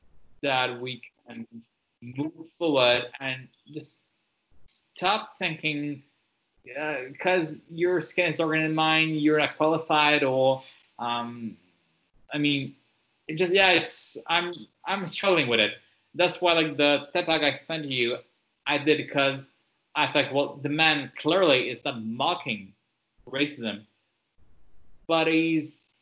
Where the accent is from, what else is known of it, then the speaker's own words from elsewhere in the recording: Montreal, Quebec, Canada; first language French; English is a second language; I grew up in Montreal in the city